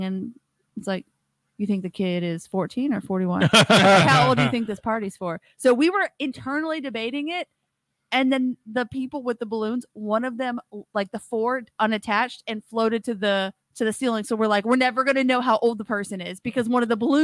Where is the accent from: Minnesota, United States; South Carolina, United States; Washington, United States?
Washington, United States; moved away; I was born in Washington State. I did not grow up with Mardi Gras or parades